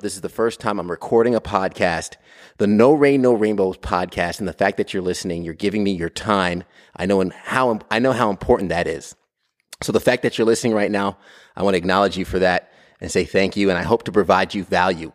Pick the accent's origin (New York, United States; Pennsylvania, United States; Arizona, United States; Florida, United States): New York, United States; Brentwood; I'm from New York, Long Island, New York. I was born and raised in Brentwood.